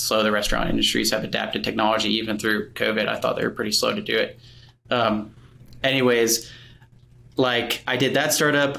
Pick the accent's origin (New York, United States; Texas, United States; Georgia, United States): Georgia, United States; Atlanta; moved away as an adult; also born or lived in Murfreesboro, Tennessee; I grew up in Atlanta, Georgia.